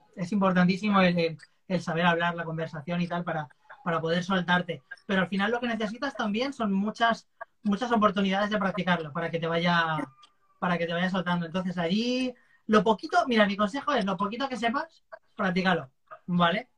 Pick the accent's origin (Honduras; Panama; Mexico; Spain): Spain; Valencia, Valencian Community; yo soy de Valencia